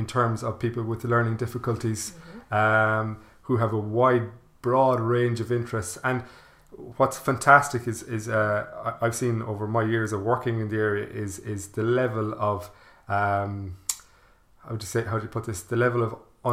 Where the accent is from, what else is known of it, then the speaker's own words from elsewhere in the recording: Ballinasloe, Connacht, Ireland; now in Cork, Ireland; I'm from Ballinasloe in County Galway